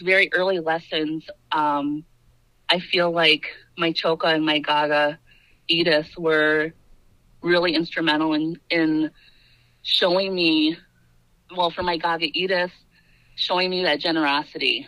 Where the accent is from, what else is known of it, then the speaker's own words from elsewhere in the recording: Black River Falls, Wisconsin, United States; I grew up in Black River Falls. Well, I grew up in the Indian Mission, and so that's would be District 1.